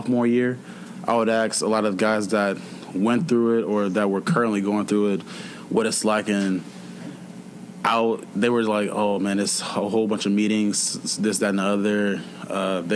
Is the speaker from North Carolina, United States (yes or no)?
no; Atlanta, Georgia, United States; moved away; I'm from Atlanta